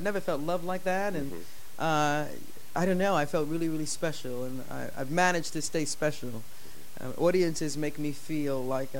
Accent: New York City, New York, United States; also born or lived in Philadelphia; I grew up in the Bronx. I was born in Philadelphia.

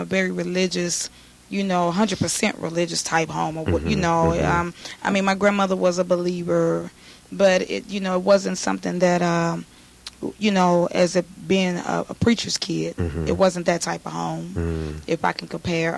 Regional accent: Houston, Texas, United States; I grew up in Houston, Texas, in the streets of Fifth Ward

